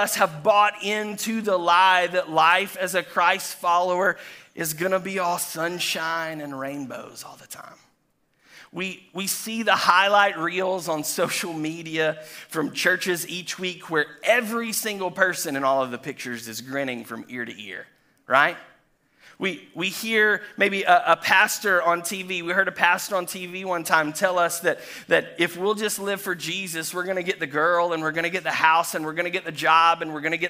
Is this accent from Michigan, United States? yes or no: no; Chattanooga, Tennessee, United States; now in Florida, United States; I was born and raised in Chattanooga, Tennessee